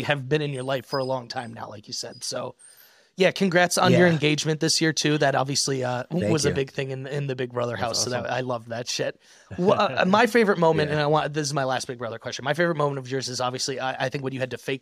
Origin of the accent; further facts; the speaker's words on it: United States; as an American